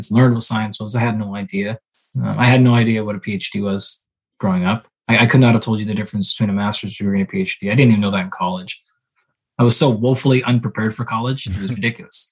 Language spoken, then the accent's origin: English; Southwest Washington, United States; moved away; I grew up in Southwest Washington, about halfway between Seattle and Portland out there